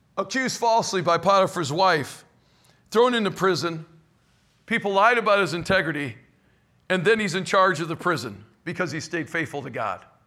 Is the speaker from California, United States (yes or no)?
no; Cleveland, Ohio, United States; now in St. Louis area, United States; I was raised in Cleveland, Ohio